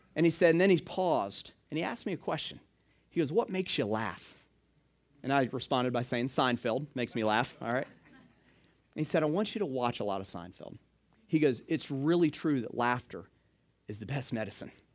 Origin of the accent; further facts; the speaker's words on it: Stone Mountain, Georgia, United States; now in Hilton Head, United States; I grew up in Atlanta. I actually grew up in, uh, Stone Mountain